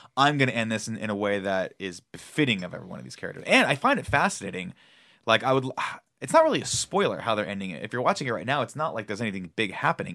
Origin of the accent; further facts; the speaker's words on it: United States; as an American.